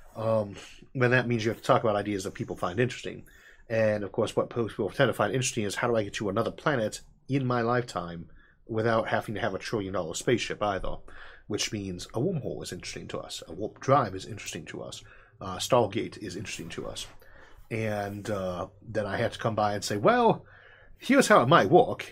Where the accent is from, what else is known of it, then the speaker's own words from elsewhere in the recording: Midwest, United States; I come from the Midwest and I'm in a rural area